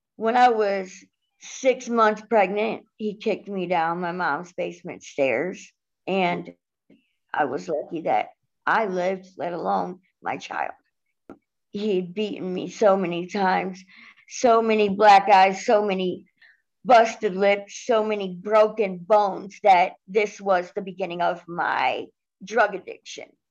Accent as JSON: {"language": "English", "town": "Cleveland", "region": "Ohio", "country": "United States", "said": "I am 38 years old and I'm from Cleveland, Ohio"}